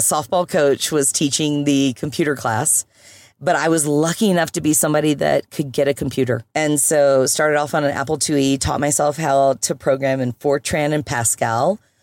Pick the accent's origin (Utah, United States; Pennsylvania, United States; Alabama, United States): Alabama, United States; Birmingham; also born or lived in Europe; now in Colorado, United States; I was born and bred in Birmingham, Alabama, but meandered my way around United States, a little bit of Europe